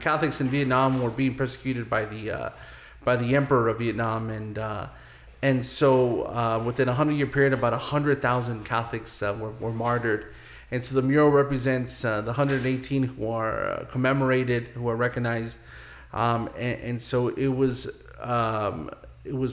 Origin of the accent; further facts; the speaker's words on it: Corona, California, United States; I grew up in Corona, and I'm a graduate of Corona High School